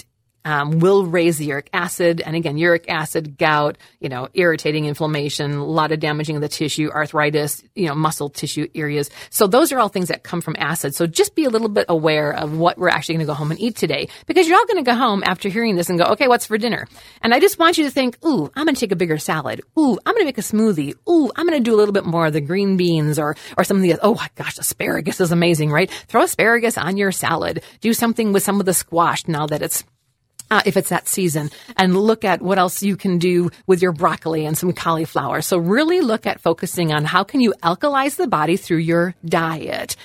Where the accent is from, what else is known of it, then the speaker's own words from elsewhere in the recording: Wisconsin, United States; I am from Wisconsin, moo, okay, land of the cows